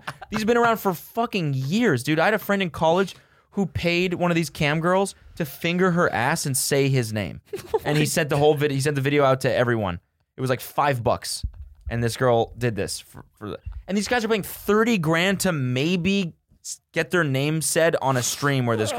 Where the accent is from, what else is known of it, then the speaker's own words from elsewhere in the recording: Philadelphia, Pennsylvania, United States; Yeah, Philly. Yeah, it was all right. Yeah, I live in Florida now.